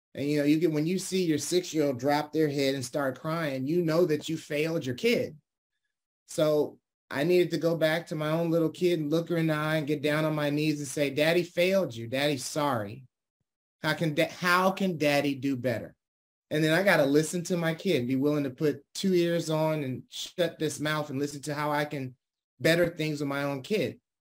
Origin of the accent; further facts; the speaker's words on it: Detroit, Michigan, United States; now in California, United States; I was born and raised in Detroit, Michigan